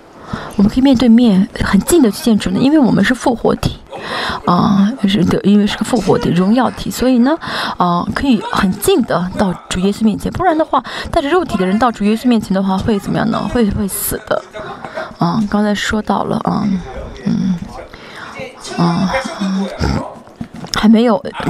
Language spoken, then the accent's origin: Chinese; South Korea; 我觉得虽然圣经没有说，我觉得啊，我们是韩国人，神会让我们来治理啊啊韩国这个地吧啊嗯啊这个国家吧